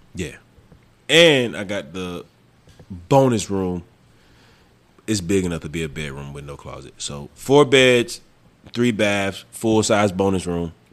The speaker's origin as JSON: {"language": "English", "region": "the South", "country": "United States", "also_born_or_lived": "New Mexico", "moved": "yes", "said": "I'm from the South"}